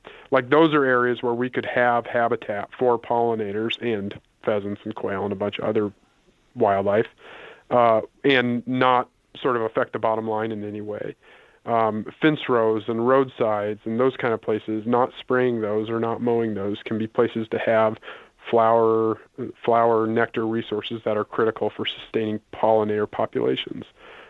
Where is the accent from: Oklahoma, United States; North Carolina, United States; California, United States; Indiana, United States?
Indiana, United States; now in Iowa; I mentioned I grew up in Indiana.